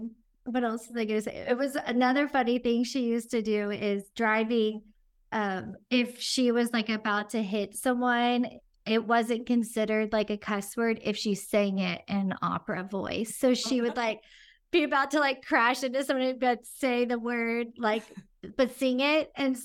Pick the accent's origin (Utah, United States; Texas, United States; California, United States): Texas, United States; Houston; My stepmom did opera growing up we grew up in Houston, and they had Gilbert and Sullivan.